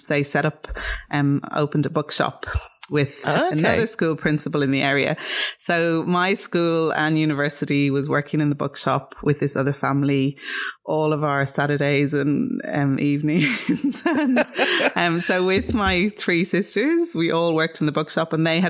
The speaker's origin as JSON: {"language": "English", "town": "Dublin", "region": "Leinster", "country": "Ireland", "tie": "born or raised there", "moved": "as an adult", "lives_now": "Australia", "said": "I grew up in Dublin at the foothill of the Dublin Mountains"}